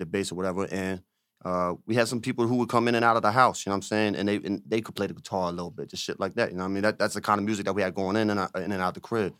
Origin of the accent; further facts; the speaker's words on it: Riverside, New Jersey, United States; moved away; also born or lived in Camden, New Jersey / Pensacola, Florida; I'm from Camden, because, I mean, I also grew up in those areas as well